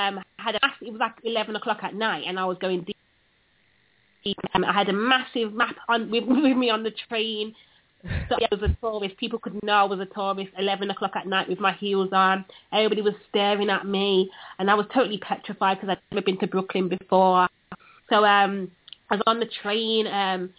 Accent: United Kingdom; accent: British; my British accent

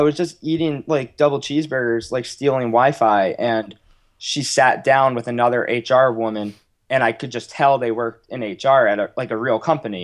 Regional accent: United States; accent: American; also born or lived in Manchester; my American accent

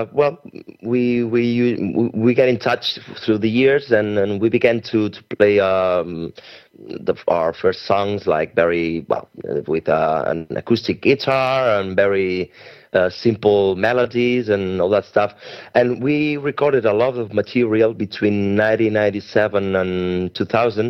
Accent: Spain; also born or lived in Barcelona; we are from Spain

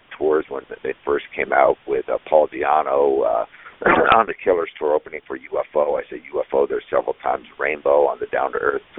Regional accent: Huntington Beach, California, United States; I grew up in Huntington Beach, so a pretty conservative middle-class family

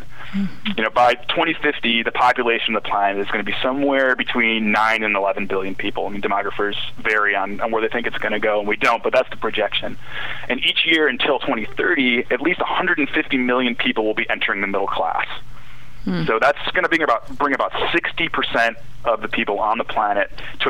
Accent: Midwest, United States; moved away as an adult; also born or lived in the South / Washington, D.C. / Arkansas; I grew up in the Midwest, and I'd lived most of my adult life in the South

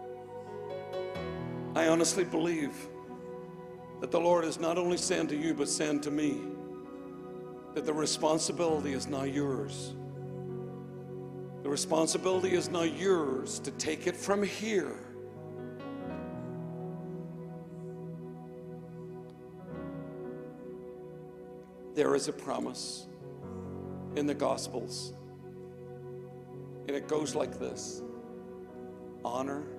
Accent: Northern Ireland, United Kingdom; moved away; I was born in Northern Ireland.

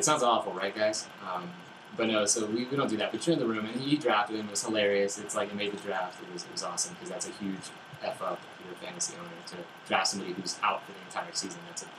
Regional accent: California, United States; moved away; I was from Southern California originally, and then moving up here, so I never truly adopted any NFL team.

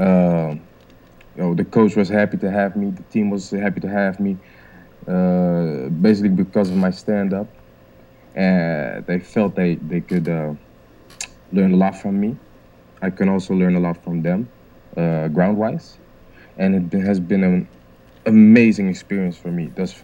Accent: Rotterdam, South Holland, Netherlands; Rotterdam, my hometown

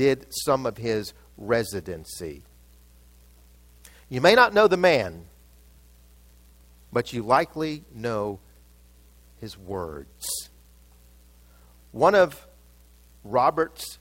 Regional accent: Mumbai, Maharashtra, India; I was born in Bombay. They call it Mumbai now, but it was Bombay

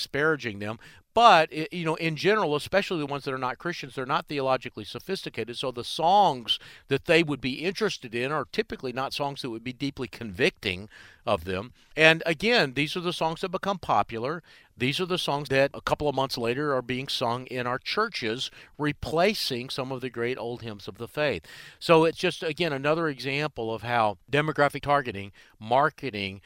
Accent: Charlotte, North Carolina, United States; here in my hometown of Charlotte

